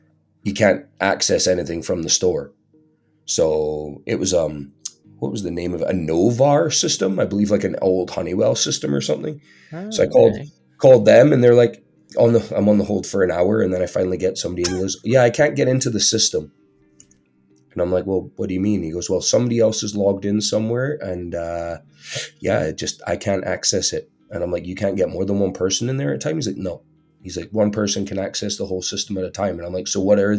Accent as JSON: {"language": "English", "region": "Scotland", "country": "United Kingdom", "moved": "yes", "said": "being a Scotsman"}